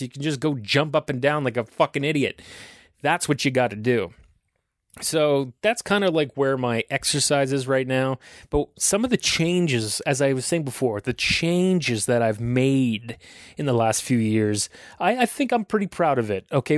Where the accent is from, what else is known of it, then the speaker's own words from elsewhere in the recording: Aurora, Ontario, Canada; I grew up in Aurora